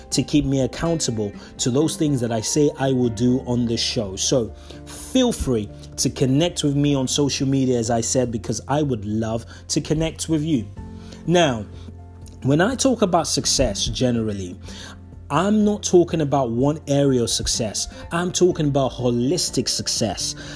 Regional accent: Nigeria; moved away as an adult; now in United Kingdom; I was born in Nigeria. I spent 18 years of my life, so I was a grown up man before I left that beautiful country to live in the UK

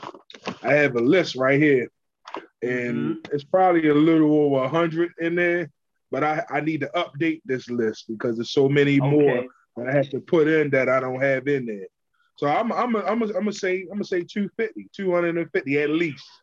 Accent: Baltimore, Maryland, United States; I'm from Baltimore, Maryland, born and raised.

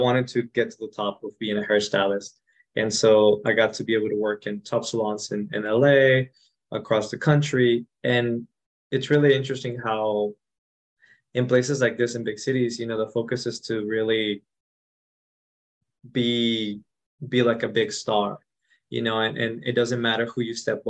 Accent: Mexico; moved away; I grew up in Mexico, in a ranch, so in the rural part of Mexico, not even in the city.

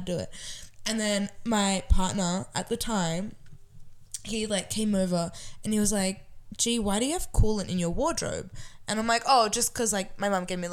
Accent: Sydney, New South Wales, Australia; I'm from Southwest Sydney.

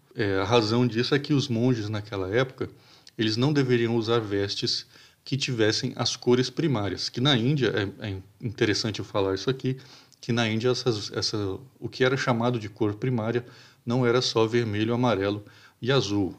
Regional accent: Brazil; nós como, como brasileiros

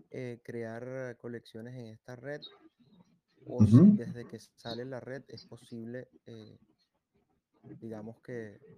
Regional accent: Venezuela; now in Santiago, Chile; Eh, yo soy venezolano. todo bien, amigo. Vivo en Santiago de Chile hace siete años.

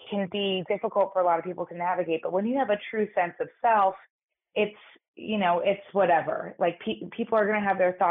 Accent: New York City, New York, United States; I grew up in New York City in an all-girls private school

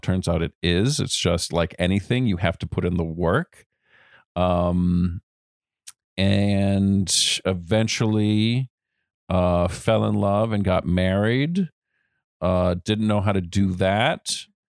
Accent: Rhode Island, United States; I was born in Rhode Island, the youngest of three

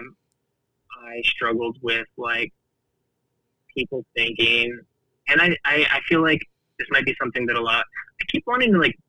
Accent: Kingsville, Texas, United States; also born or lived in Bishop, Texas; I grew up super poor in Kingsville, Texas.

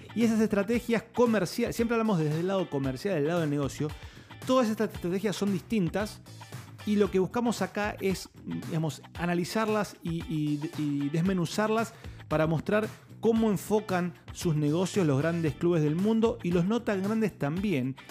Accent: Argentina; yo soy argentino, cuando yo era chico

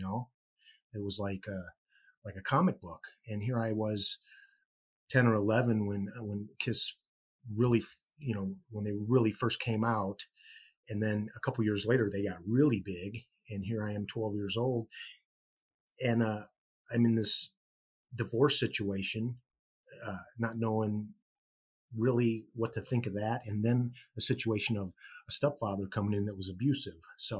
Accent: Gary, Indiana, United States; born there; I was born in Gary, Indiana in 1963.

